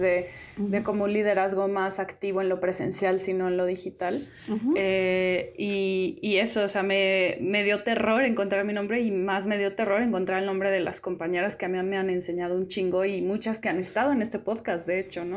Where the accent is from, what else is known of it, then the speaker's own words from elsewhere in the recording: San Luis Potosí, Mexico; yo soy de San Luis Potosí